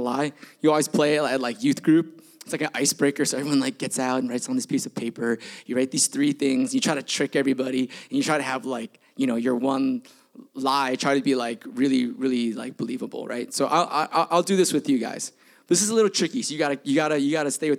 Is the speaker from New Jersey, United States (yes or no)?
no; Bay Area, California, United States; also born or lived in Milpitas; I grew up in the Bay Area